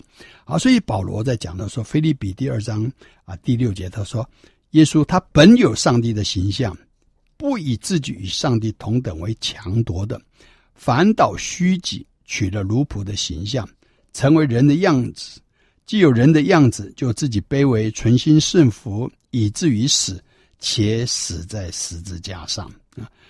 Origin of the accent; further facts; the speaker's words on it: China; 可是我们中国人认为基督教是洋教，所以都排斥啊